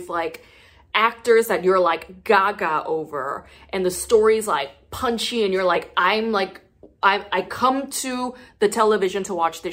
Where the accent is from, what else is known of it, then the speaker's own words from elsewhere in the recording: South Gyeongsang, South Korea; I'm from Gyeongsangnam-do. So that's like a southern dialect